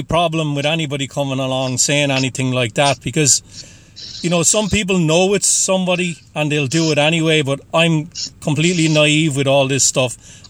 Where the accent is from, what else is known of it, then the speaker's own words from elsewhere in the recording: County Waterford, Munster, Ireland; now in Boston, United States; I am just outside of Boston. I'm originally from Ireland.